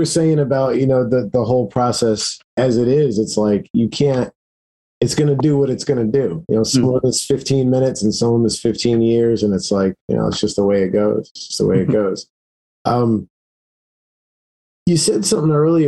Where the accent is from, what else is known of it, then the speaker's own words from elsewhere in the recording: South Florida, United States; moved away as an adult; also born or lived in Lawrence, Kansas; I grew up in South Florida, and at some point I moved to Kansas